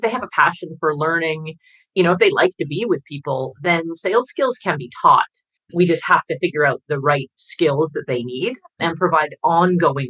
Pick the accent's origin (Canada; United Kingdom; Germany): Canada; I'm Canadian